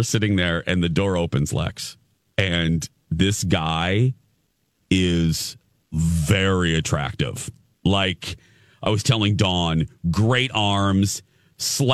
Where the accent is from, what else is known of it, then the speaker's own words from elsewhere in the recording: Minneapolis, Minnesota, United States; I'm from Minneapolis